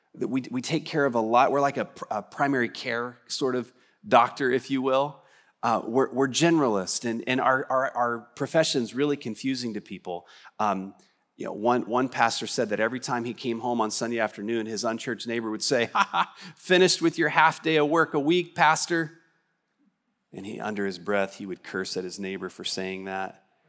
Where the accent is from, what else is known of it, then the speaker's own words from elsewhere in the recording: West Texas, United States; I'm from West Texas